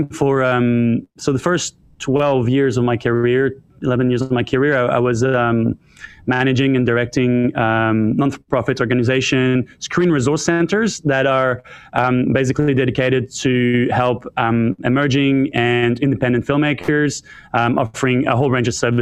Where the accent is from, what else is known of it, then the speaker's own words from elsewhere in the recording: Ottawa, Ontario, Canada; moved away as an adult; now in Australia; I was born in Ottawa, Canada. I'm French-Canadian